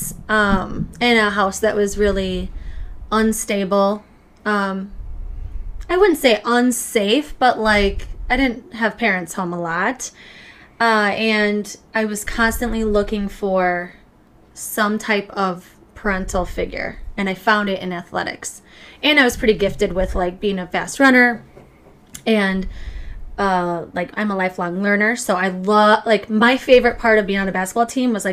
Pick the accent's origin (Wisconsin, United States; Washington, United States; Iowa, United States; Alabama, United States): Wisconsin, United States; Richland Center; moved away as an adult; now in Minnesota, United States; I am from Wisconsin